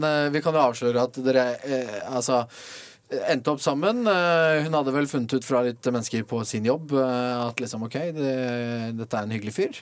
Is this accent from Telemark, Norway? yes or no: yes; Kragerø, Telemark, Norway; vi er begge fra Telemark. Ja. Vi spilte jo mot hverandre i ungdomstida, like gamle. Du for Notodden, jeg for Kragerø.